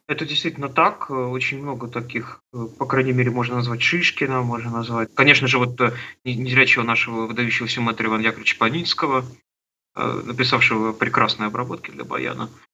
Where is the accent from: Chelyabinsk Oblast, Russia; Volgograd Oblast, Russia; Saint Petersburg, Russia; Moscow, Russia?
Chelyabinsk Oblast, Russia; Trekhgorny; Я родился на Урале, в Челябинской области, в городе Трехгорном, такой закрытый город. И с пяти лет я стал ходить в музыкальную школу